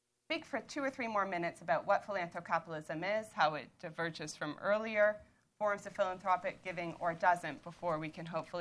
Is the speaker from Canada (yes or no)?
yes; Toronto, Ontario, Canada; moved away as an adult; now in Colchester, United Kingdom; as you can tell from my accent, I'm from Toronto